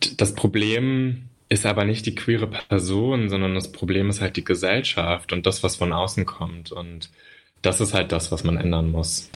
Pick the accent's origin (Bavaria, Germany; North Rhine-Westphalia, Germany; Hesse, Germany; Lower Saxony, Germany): North Rhine-Westphalia, Germany; Münster; now in Berlin, Germany; Ich bin im Münsterland aufgewachsen